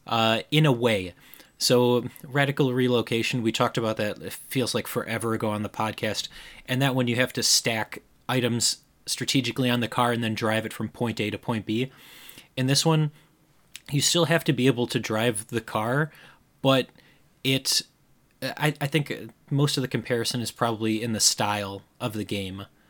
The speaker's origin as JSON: {"language": "English", "region": "Midwest", "country": "United States", "accent": "Midwestern", "said": "my Midwestern accent"}